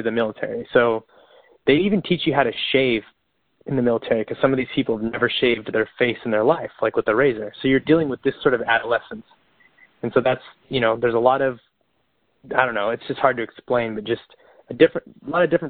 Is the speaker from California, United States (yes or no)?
yes; Bakersfield, California, United States; I'm from Bakersfield, California, where it gets like 110, 115 in the summer.